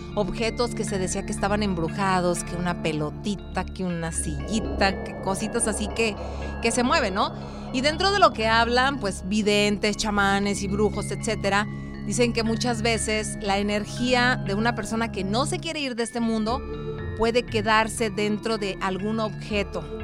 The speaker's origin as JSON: {"language": "Spanish", "region": "Colima", "country": "Mexico", "said": "la gente de mi tierra, Colima"}